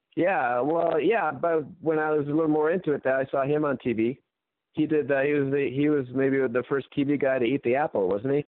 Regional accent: Santa Monica, California, United States; I grew up in Santa Monica, California

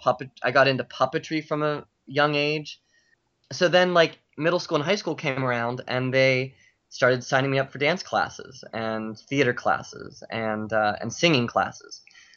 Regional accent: Pittsburgh, Pennsylvania, United States; moved away as an adult; now in New York, United States; So I grew up in Pittsburgh

